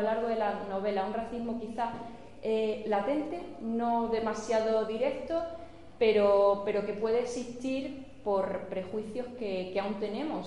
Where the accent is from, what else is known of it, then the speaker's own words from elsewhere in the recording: Villanueva de la Serena, Extremadura, Spain; moved away as an adult; also born or lived in Seville; nací en Sevilla en Sevilla pasé los tres primeros meses de mi vida pero realmente me he criado en Villanueva de la Serena